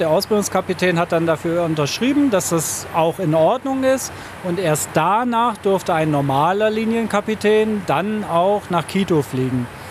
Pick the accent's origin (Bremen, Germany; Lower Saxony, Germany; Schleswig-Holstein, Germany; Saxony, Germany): Bremen, Germany; ich bin gebürtiger Bremer